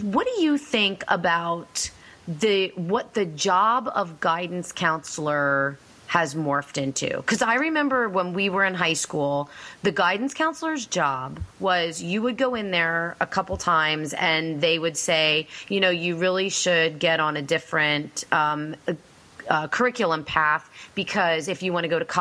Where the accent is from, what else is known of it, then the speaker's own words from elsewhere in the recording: Pennsylvania, United States; I'm from Pennsylvania too